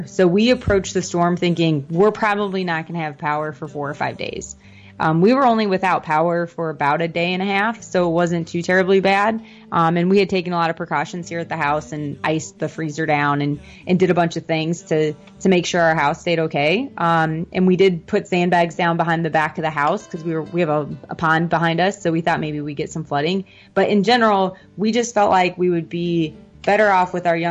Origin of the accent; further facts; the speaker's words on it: Midwest, United States; now in Orlando, United States; So I'm originally from the Midwest.